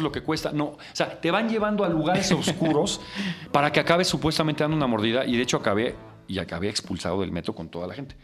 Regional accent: Mexico City, Mexico; yo crecí en Coyoacán y agarraba el metro y me iba.

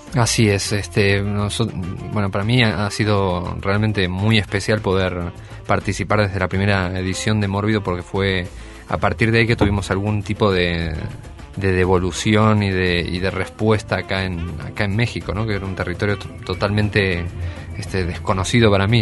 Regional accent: Argentina; accent: Cono Sur; also born or lived in Spain; Nací en España y a partir de los ocho años vivo en Argentina

